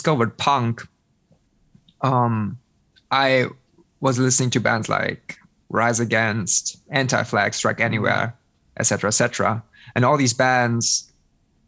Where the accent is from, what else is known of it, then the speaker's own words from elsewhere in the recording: South Bavaria, Germany; now in Münster, Germany; I'm living in Münster, but I grew up in South Bavaria